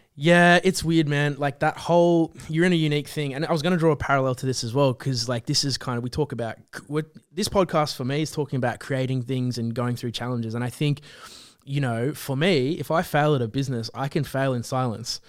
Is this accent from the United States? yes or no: no; Central Coast, New South Wales, Australia; moved away as an adult; now in Sydney, Australia; we're from the Central Coast